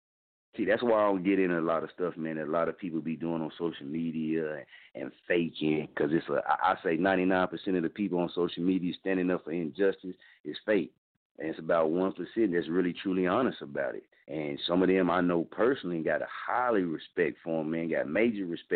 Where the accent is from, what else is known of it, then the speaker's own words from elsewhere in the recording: Muskogee, Oklahoma, United States; moved away as an adult; my hometown, man. I mean, this is Muskogee, Oklahoma